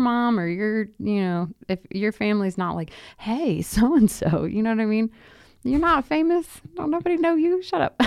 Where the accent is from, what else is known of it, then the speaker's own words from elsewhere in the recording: the South, United States; now in Boulder, United States; I am from the South